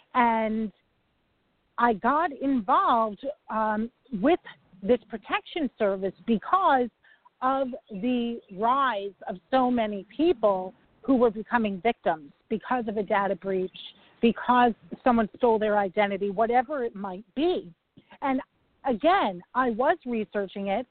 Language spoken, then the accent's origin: English; New York, United States; I'm a New Yorker